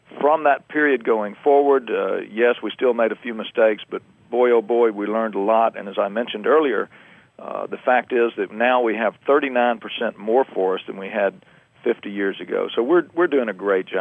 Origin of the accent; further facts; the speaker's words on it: Alabama, United States; moved away; also born or lived in Georgia; I was born and raised in Alabama. I moved over to Georgia in the late 60s, and I guess you could say I'm just a dyed-in-the-wool Southerner.